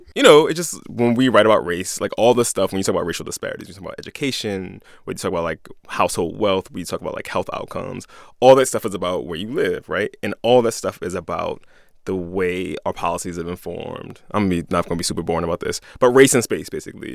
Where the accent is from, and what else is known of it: Philadelphia, Pennsylvania, United States